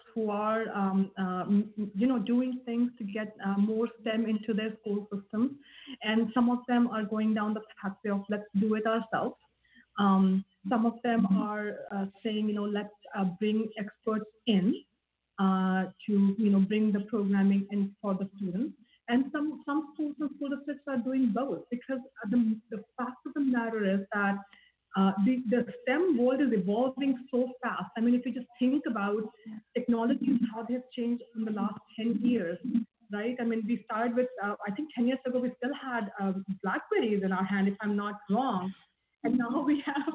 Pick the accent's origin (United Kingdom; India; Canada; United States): India; moved away; I grew up in India